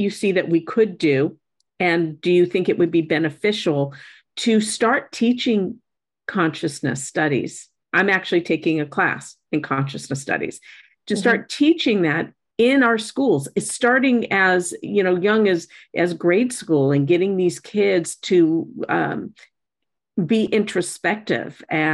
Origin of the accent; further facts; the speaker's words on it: Alpine, United States; I grew up in Alpine